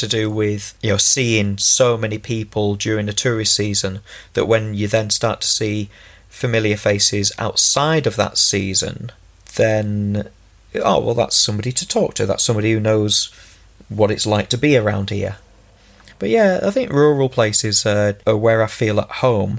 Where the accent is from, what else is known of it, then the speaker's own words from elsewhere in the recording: Ulverston, North West England, United Kingdom; also born or lived in Finland / China / Czech Republic; I grew up in Ulverston. I've lived all around Cumbria